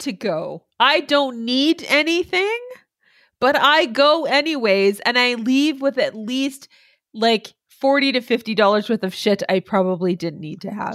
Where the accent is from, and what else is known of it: Canada